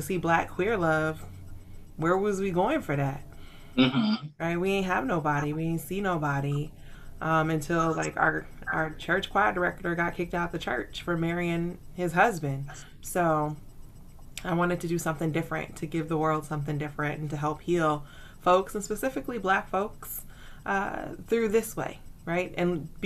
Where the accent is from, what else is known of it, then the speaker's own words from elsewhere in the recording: the South, United States; I am a Southerner, a recovering Baptist